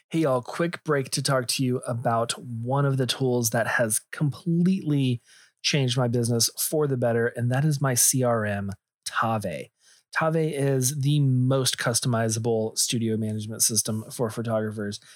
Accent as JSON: {"language": "English", "region": "Texas", "country": "United States", "tie": "born or raised there", "said": "I grew up in Texas"}